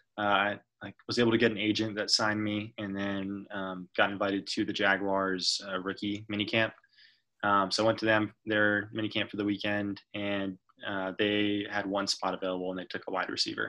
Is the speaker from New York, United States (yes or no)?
no; Jacksonville, Florida, United States; moved away as an adult; also born or lived in Nashville, Tennessee; I am from Jacksonville, Florida